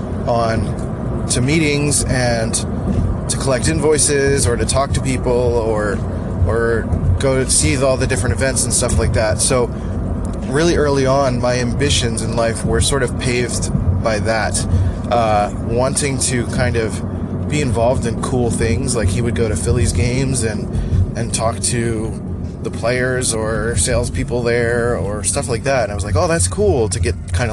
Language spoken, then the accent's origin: English; Philadelphia, Pennsylvania, United States; moved away as an adult; now in San Diego, United States; I am originally from Philadelphia, born and raised